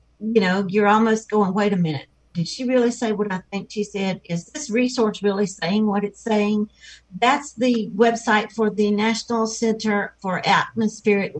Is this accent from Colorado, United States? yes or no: no; South Georgia, United States; now in North Carolina, United States; I grew up in South Georgia